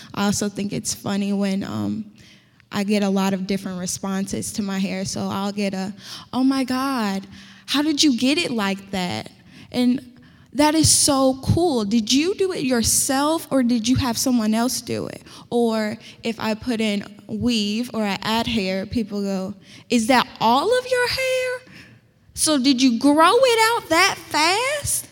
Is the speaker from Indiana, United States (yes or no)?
yes; Indianapolis, Indiana, United States; accent: country; I'm from Indianapolis and that's pretty a city as it gets